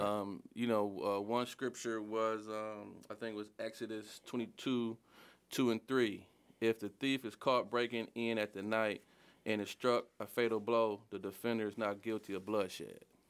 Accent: Detroit, Michigan, United States; I grew up in Southwest Detroit

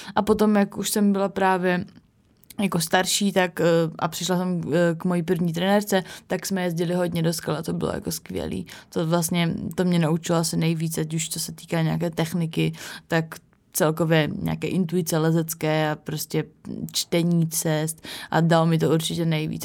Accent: Havířov, Moravian-Silesian Region, Czechia; já jsem z Havířova a tam vlastně, no, bylo mi nějakých šest let a začala jsem chodit do, do školy

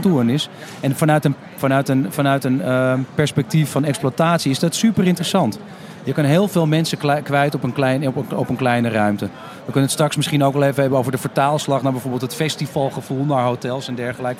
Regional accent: Amsterdam, North Holland, Netherlands; als Amsterdammer zelf, die woont, woont, werkt en recreëert

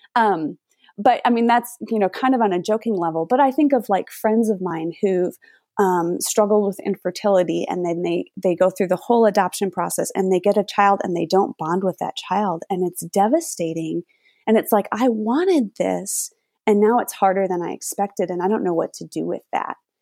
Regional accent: Minnesota, United States; now in Florida, United States; I grew up in Minnesota

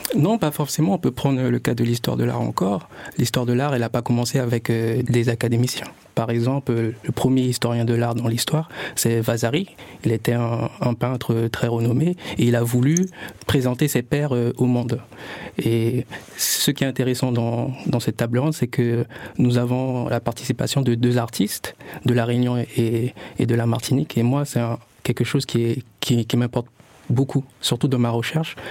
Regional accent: French Guiana; je viens de la Guyane

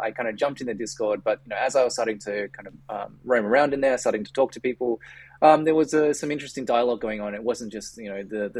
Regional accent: Australia; accent: Australian; for those who can probably tell from my accent, I'm based in Australia

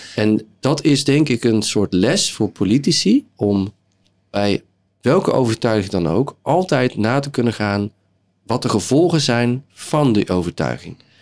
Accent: southern Netherlands, Netherlands; moved away; Ik kom uit het zuiden van Nederland en daar zijn we gewend om eens in de zoveel tijd carnaval te vieren

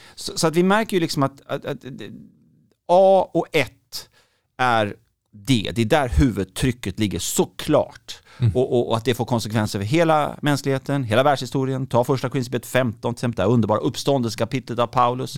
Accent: Gothenburg, Västra Götaland, Sweden; Jag kommer från Göteborg

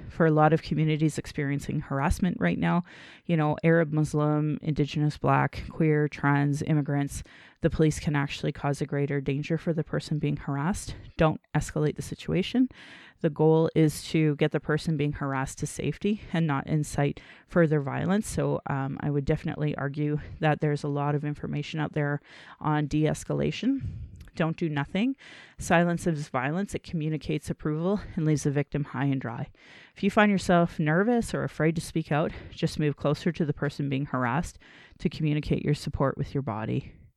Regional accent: Calgary, Alberta, Canada; I was born in Calgary

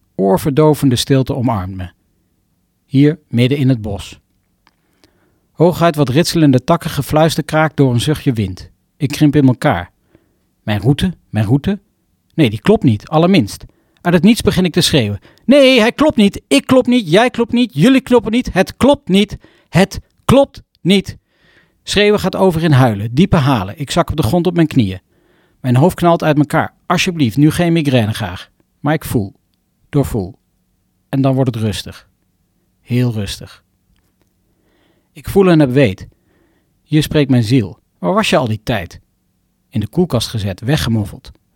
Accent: Arnhem, Gelderland, Netherlands; de prachtige bossen rondom Arnhem, mijn geboortegrond

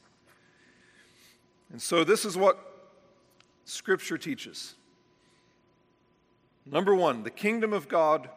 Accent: United States; we as American evangelicals have been completely shaped by a system of doctrine

